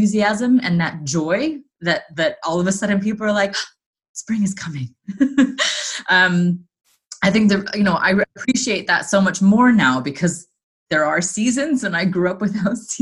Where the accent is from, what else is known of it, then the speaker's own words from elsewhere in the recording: Southern California, United States; moved away as an adult; also born or lived in Los Angeles; now in London, United Kingdom; born and raised in Southern California